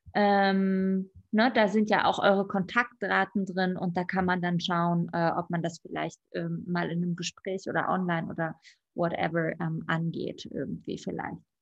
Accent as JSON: {"language": "German", "region": "Berlin", "country": "Germany", "tie": "born or raised there", "said": "Ich bin auch Berlinerin"}